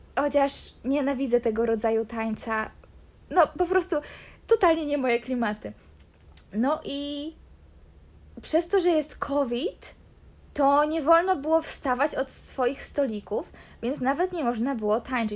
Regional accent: Poland; now in Canary Islands, Spain

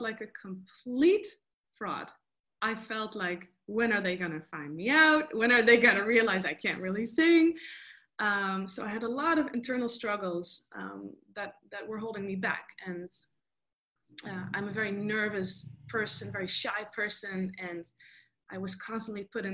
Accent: Netherlands; moved away as an adult; now in Los Angeles, United States; I'm half Costa Rican, half Dutch. I was born and raised in Holland, and then I moved to Los Angeles about 4 years ago

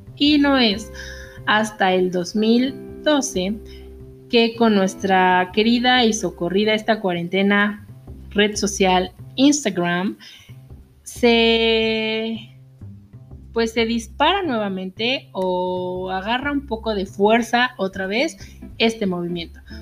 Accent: Mexico; nosotros los mexicanos

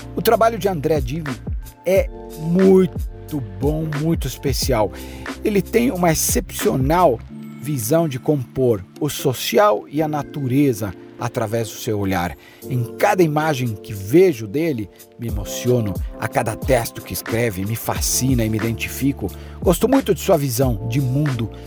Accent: Chile; a metade da montanha está na metade da minha terra onde eu nasci, no Chile

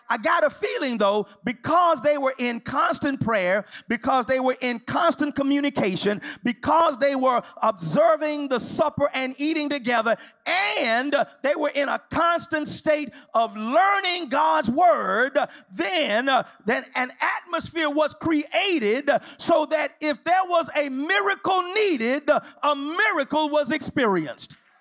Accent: Houston, Texas, United States; now in Los Angeles, United States; I'm from Houston

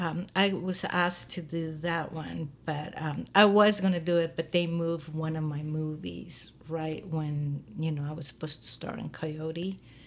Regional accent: Mexico City, Mexico; moved away; I came from Mexico and Mexico City. And this is my first time moving away from... This is my home now, you know, so...

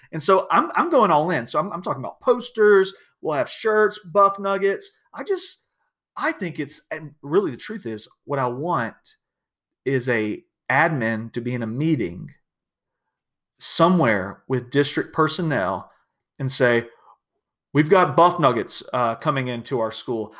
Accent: South Georgia, United States; I'm from South Georgia. We didn't get a lot of snow

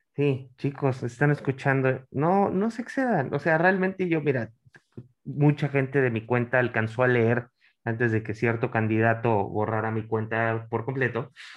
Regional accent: Monterrey, Nuevo León, Mexico; yo soy nacido, en, pues, soy, regio

